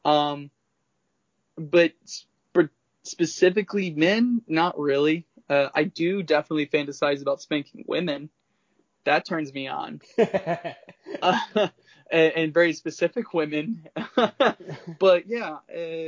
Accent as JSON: {"language": "English", "region": "the South", "country": "United States", "said": "I'm from the South"}